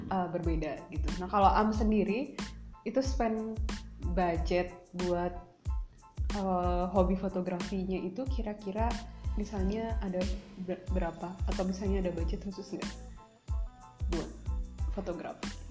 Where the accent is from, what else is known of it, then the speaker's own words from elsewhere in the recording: West Java, Indonesia; accent: Sundanese intonation; kita orang Sunda